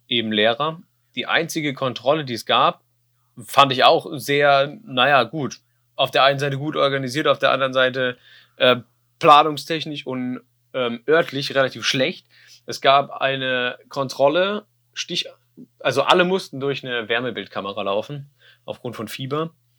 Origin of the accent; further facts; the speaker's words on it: Germany; ich komme ja aus Deutschland